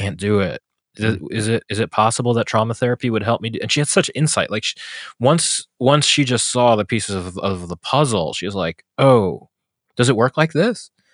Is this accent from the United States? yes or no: yes; New York City, New York, United States; I grew up in New York City